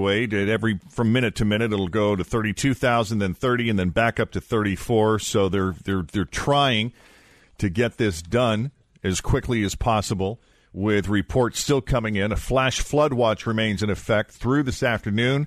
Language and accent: English; New England, United States; when we were kids growing up in New England on those summertime beaches